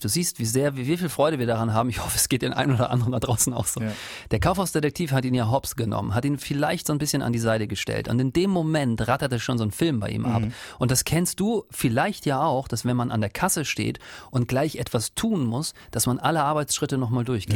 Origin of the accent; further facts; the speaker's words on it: eastern Germany, Germany; ich komme ja aus dem Osten